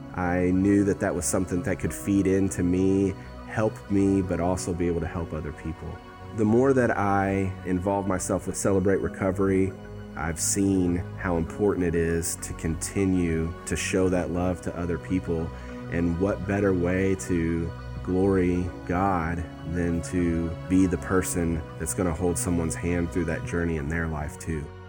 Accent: Madison, Indiana, United States; I was raised in Madison, Indiana

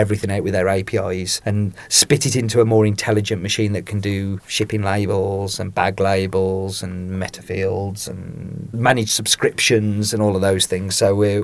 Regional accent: Cannock, West Midlands, United Kingdom; I'm from Cannock

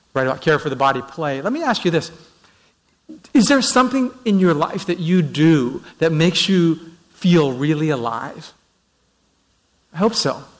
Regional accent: Vancouver, British Columbia, Canada; I'm from Vancouver uh, just north of Seattle on the coast.

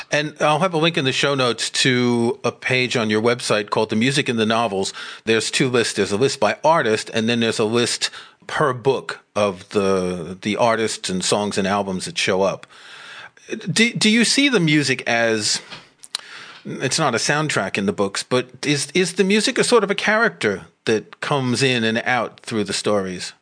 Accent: New York, United States; moved away as an adult; also born or lived in France; now in United Kingdom; I grew up in New York and I went to rock concerts at Madison Square Garden

